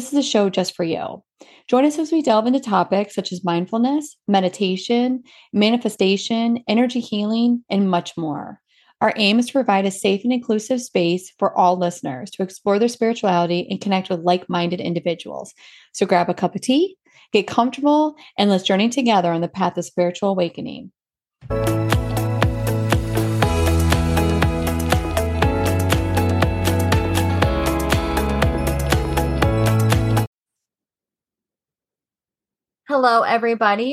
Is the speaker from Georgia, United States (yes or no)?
yes; Georgia, United States; We're both from Georgia and we were raised Southern Baptist.